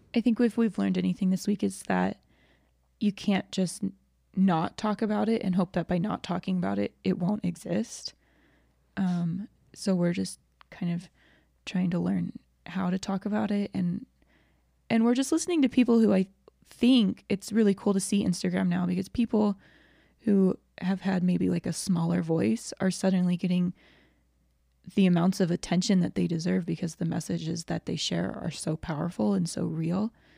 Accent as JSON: {"language": "English", "region": "Georgia", "country": "United States", "tie": "born or raised there", "said": "I grew up in Georgia, um, and I love Georgia, and I love the people there, but I grew up in a very white community"}